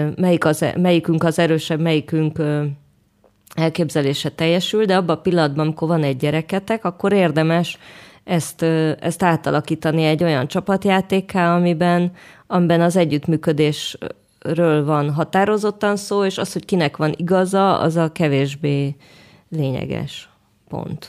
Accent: Budapest, Hungary; moved away as an adult; now in Jerusalem, Israel; mentem a zuglóba a babakocsival, meg Óbudán, tudod, ahol így voltak járdák, meg játszóterek, meg ilyen széles terek, úgy nőttem föl.

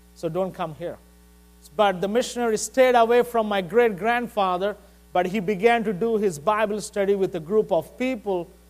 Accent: India; moved away; I'm from India

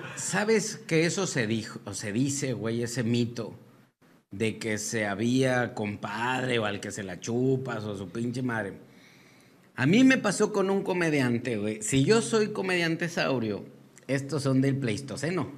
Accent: Mexico; somos nosotros los mexicanos

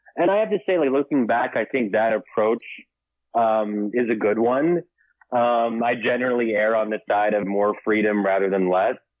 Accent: United States; I'm born and raised here, but originally Egyptian

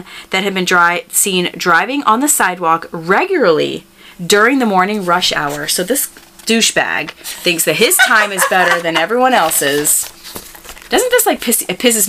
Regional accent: Tampa, Florida, United States; moved away; my hometown of Tampa, Florida.

